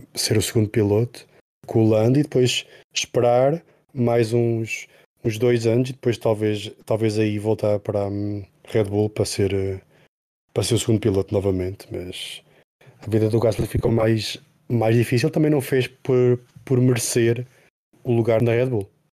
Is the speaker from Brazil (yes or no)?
no; Portugal; sendo portugueses